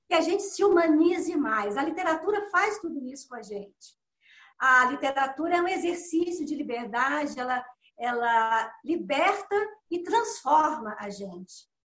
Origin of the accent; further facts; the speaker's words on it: Belo Horizonte, Minas Gerais, Brazil; also born or lived in Dores do Indaiá; eu nasci em Torres do Indaiá, né? Com quatro meses de vida, minha família me levou para Belo Horizonte